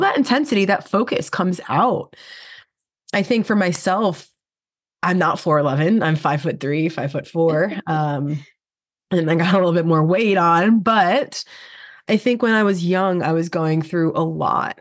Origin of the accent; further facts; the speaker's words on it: New York, United States; I'm a New Yorker